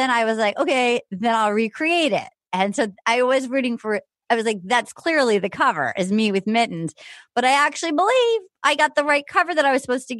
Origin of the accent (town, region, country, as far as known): Little Compton, Rhode Island, United States; born or raised there